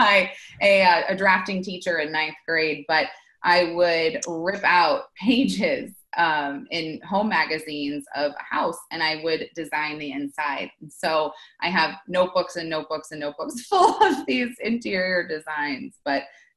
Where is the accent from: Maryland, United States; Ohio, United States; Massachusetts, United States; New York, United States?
New York, United States; I grew up in New York, and we had this cool house that was tucked in up on a hill in the trees